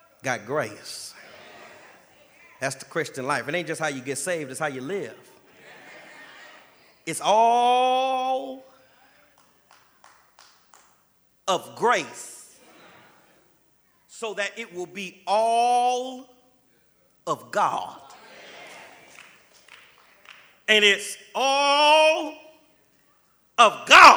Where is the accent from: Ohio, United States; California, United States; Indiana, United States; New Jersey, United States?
California, United States; Los Angeles; now in Jacksonville, United States; I was from Los Angeles